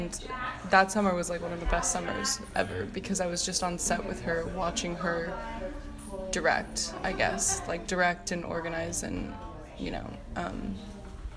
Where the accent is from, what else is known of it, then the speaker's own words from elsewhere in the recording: New York City, New York, United States; being a New Yorker